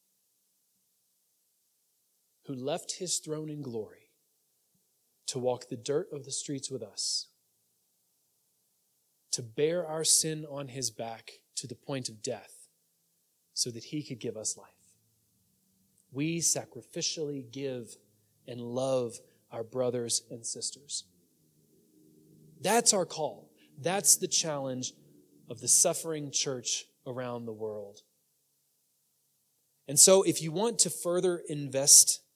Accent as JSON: {"language": "English", "country": "United States", "said": "we have as American Christians"}